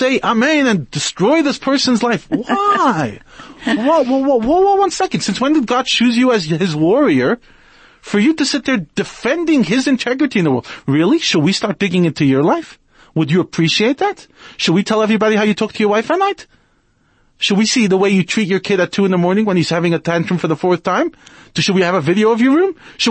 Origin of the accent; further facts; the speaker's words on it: New York, United States; now in South Africa; I grew up in New York.